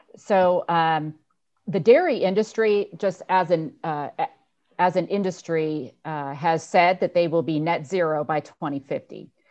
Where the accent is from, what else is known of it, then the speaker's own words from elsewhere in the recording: Lake County, Northern California, United States; moved away as an adult; also born or lived in San Luis Obispo, California; now in Indiana, United States; I was born and raised in Northern California, Lake County